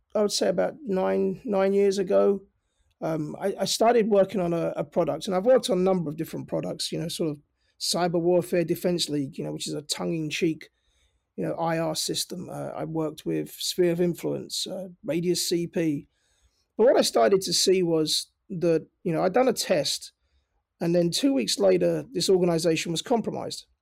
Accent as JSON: {"language": "English", "region": "London", "country": "United Kingdom", "tie": "born or raised there", "moved": "as an adult", "said": "my accent is, you know, I'm from North London. Um, I was born and raised in London. Uh, I moved over here about twenty years ago. I never lost my accent"}